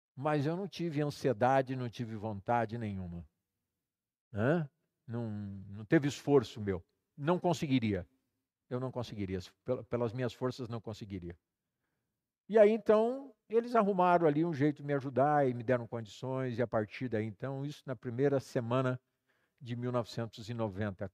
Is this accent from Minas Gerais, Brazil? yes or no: no; Campo Mourão, Paraná, Brazil; moved away; vim para Campo Mourão, que era minha cidade natal